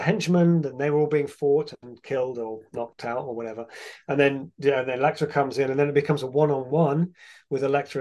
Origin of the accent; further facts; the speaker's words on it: England, United Kingdom; I'm from England, it never gets hot.